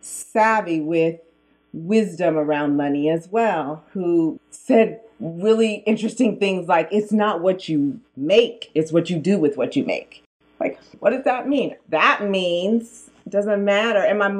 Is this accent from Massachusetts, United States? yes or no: no; Sacramento, California, United States; I'm from Oak Park. Yes. Oak Park, which is the hood in Sacramento. And yeah, I grew up with two parents